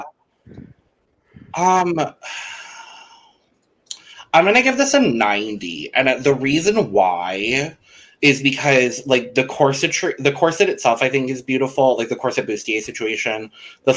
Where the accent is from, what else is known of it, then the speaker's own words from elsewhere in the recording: Arizona, United States; growing up in Arizona, one of the, like, many things that I'm grateful for is that from a young age in school, we learned a lot about both Mexican culture